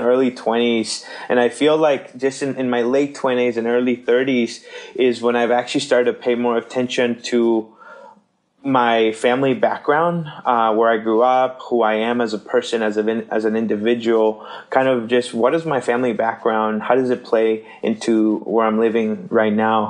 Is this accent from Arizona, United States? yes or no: no; McAllen, Texas, United States; also born or lived in Seattle area, Washington / Chimacum, Washington; now in Minneapolis, United States; we grew up in South Texas in a small town called McAllen, Texas